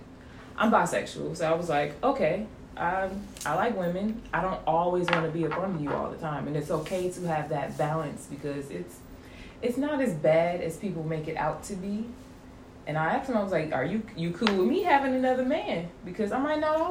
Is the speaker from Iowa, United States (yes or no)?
no; Detroit, Michigan, United States; moved away as an adult; now in Savannah, United States; I am originally from Detroit.